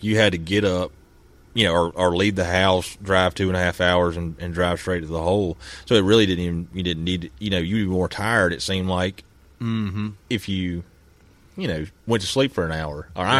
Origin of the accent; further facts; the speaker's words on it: United States; growing up in Abbott County, we ain't really experienced pigs.